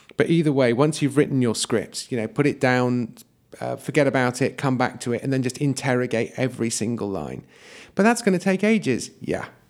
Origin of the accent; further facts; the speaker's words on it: Yeovil, South West England, United Kingdom; my hometown of Yeovil